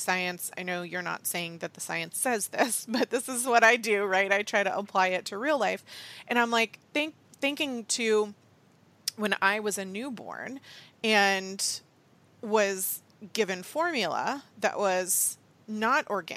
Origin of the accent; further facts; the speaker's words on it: United States; Being born an American